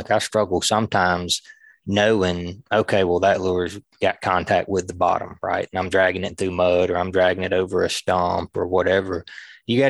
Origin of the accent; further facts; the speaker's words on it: Leroy, Alabama, United States; I actually spent a few years in there growing up, right there off of 43, not far from the Tom Bigby Bridge